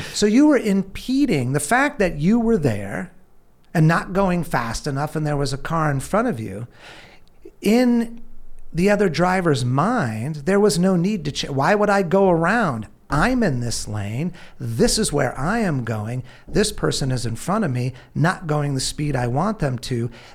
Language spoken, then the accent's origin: English; California, United States; I grew up in California